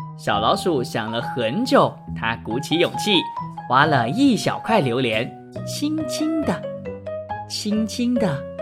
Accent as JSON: {"language": "Chinese", "town": "George Town", "region": "Penang", "country": "Malaysia", "said": "本人呢，是冰城人"}